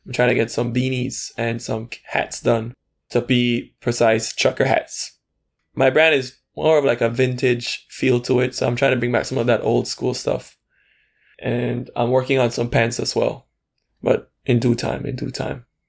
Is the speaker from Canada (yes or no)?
no; Belize City, Belize District, Belize; moved away as an adult; now in Taiwan; I'm from Belize City, Belize. And Uh, I'm currently living in Taiwan. I've been here for four years.